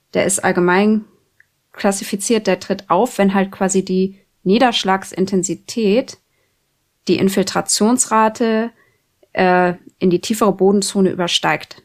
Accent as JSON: {"language": "German", "area": "Schaumburg district", "region": "Lower Saxony", "country": "Germany", "moved": "as an adult", "lives_now": "Oldenburg, Germany", "said": "ich komme ja aus dem Landkreis Schaumburg"}